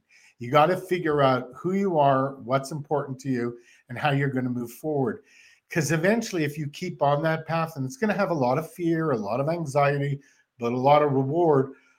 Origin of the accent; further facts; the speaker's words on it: Canada; moved away; I'm from Canada